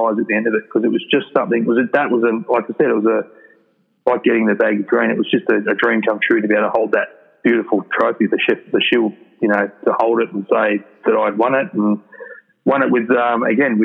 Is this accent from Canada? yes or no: no; South Australia, Australia; moved away as an adult; also born or lived in Queensland; For me, growing up in South Australia